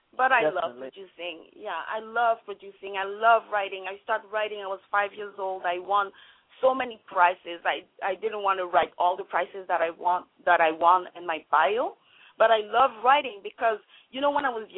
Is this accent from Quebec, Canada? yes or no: yes; Montreal, Quebec, Canada; first language French; English is a second language; moved away as an adult; also born or lived in Vancouver; I'm a French actor. I was born in Montreal, Quebec. And then I decided to move to Vancouver